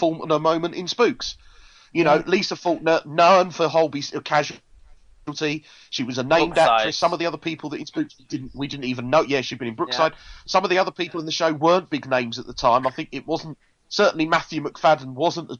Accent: United Kingdom; I'm the Brit living in Britain

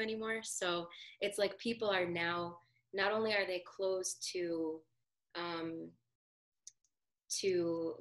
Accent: New Jersey, United States; I'm from New Jersey

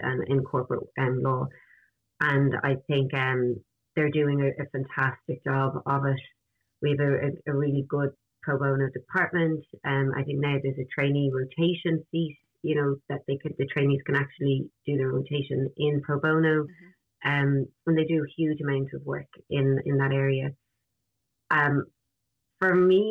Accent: Ireland; as an Irish people, where we have spread ourselves around every corner of the globe

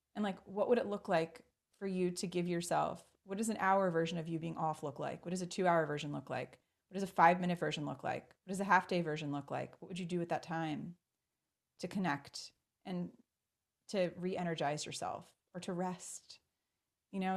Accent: Baltimore, Maryland, United States; born and raised in Baltimore, Maryland

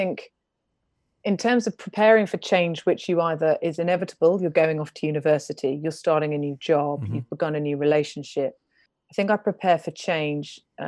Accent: East of England, United Kingdom; accent: North London; also born or lived in York; So my accent is North London. So I grew up in Hertfordshire, rural, to be honest. Tiny church, tiny youth group, great time.

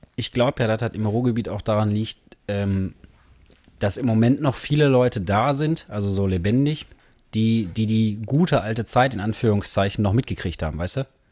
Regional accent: Herne, North Rhine-Westphalia, Germany; sind beide hier geboren. Du, Gelsenkirchener, ich, Herner slash Wanne-Eickel

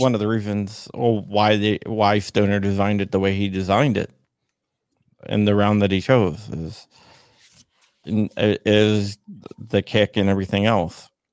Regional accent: Arlington, Virginia, United States; also born or lived in Loudoun County, Virginia; I'm born and raised in Northern Virginia.

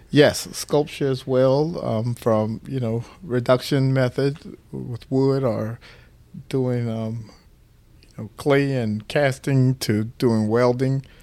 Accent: St. Petersburg, Florida, United States; born in July nineteen sixty-eight, right here in Saint Petersburg at, um, the hospital downtown known today as Bayfront

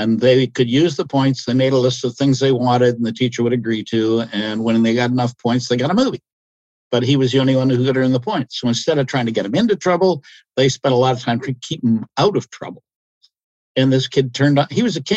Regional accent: Ontario, Canada; I'm from Ontario

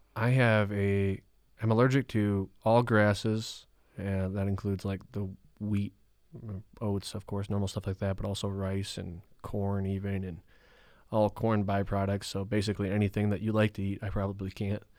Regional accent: Rhinelander, Wisconsin, United States; I grew up in Rhinelander, Wisconsin

